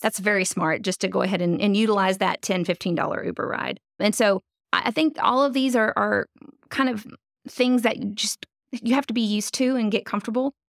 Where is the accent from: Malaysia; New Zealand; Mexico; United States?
United States; North Louisiana; moved away as an adult; also born or lived in Jacksonville, Florida; now in Fayetteville, United States; I grew up in North Louisiana